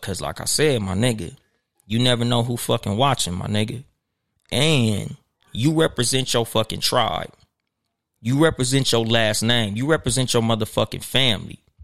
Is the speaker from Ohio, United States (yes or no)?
no; Compton, California, United States; I was from Compton